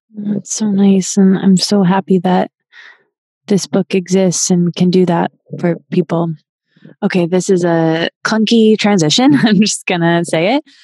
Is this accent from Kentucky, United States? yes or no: no; Michigan, United States; I can't say I'm from Michigan without whipping out my hand and pointing to the middle, which is the location of my hometown